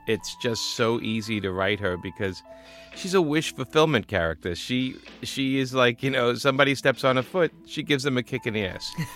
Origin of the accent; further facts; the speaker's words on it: New York City, New York, United States; being a New Yorker